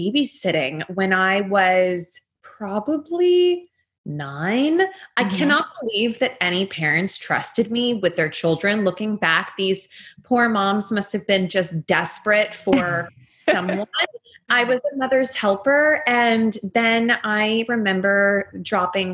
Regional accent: Atlanta, Georgia, United States; moved away; also born or lived in Texas / Northeast US; I also grew up in the South. So I was born in Atlanta, raised in Atlanta for most of my life, then also raised in Texas for the second half.

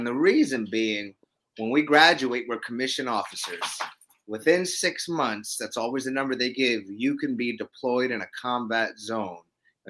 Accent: Brooklyn, New York, United States; I'm a New Yorker. Grew up in Brooklyn.

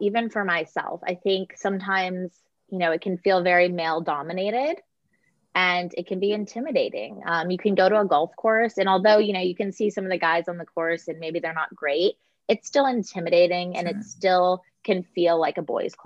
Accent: California, United States; moved away as an adult; also born or lived in Connecticut; I grew up in California. I played college golf in California.

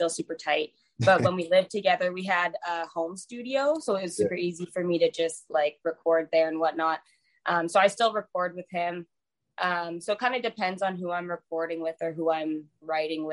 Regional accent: Calgary, Alberta, Canada; moved away as an adult; now in Vancouver, Canada; I live in Canada, so I'm from Calgary, Alberta. But I moved to Vancouver like a year and a half ago

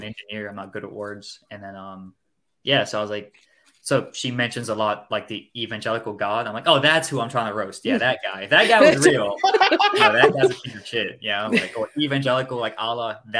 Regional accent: Miami, Florida, United States; I grew up in Miami, Florida, United States

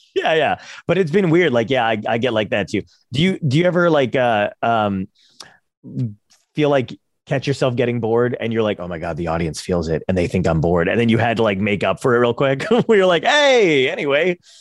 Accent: Toms River, New Jersey, United States; also born or lived in Brooklyn, New York; I'm from Tom's River

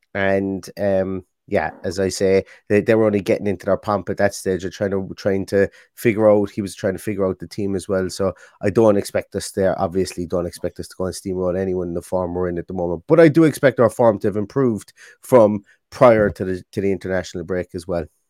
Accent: Ireland; I'm from Ireland.

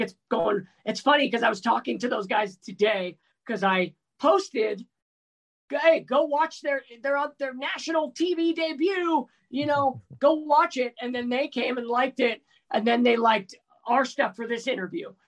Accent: Bay Area, California, United States; I grew up in the Bay Area

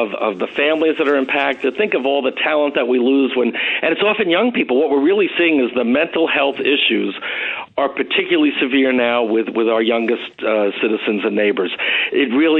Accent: Nassau County, New York, United States; born or raised there

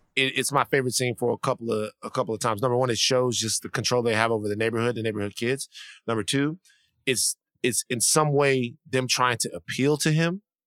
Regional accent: South Louisiana, United States; I'm from the, I'm from South Louisiana.

